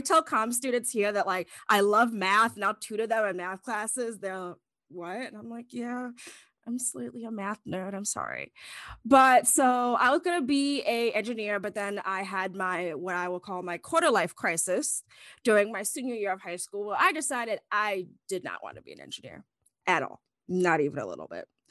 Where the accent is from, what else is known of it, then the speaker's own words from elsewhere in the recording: Chicago, Illinois, United States; moved away as an adult; I'm from Northern Illinois, the Chicago area